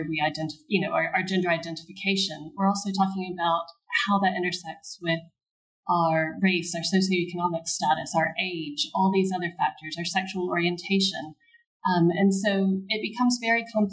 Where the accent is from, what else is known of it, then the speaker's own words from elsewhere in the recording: United States; now in United Kingdom; an American woman living in the UK